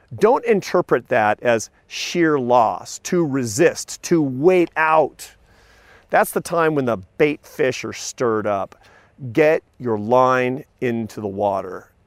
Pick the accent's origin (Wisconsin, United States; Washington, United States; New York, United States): Washington, United States; Seattle; I grew up in Seattle, Washington